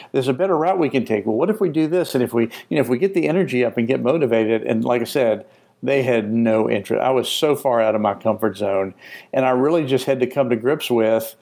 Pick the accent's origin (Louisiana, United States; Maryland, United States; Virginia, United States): Louisiana, United States; New Orleans; also born or lived in Asheville, North Carolina; now in Florida, United States; I'm from New Orleans. I'm from the South.